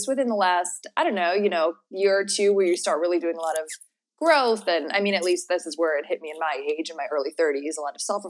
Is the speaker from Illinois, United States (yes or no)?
yes; Chicago, Illinois, United States; born or raised there; also born or lived in Palm Springs / Orange County; now in Los Angeles, United States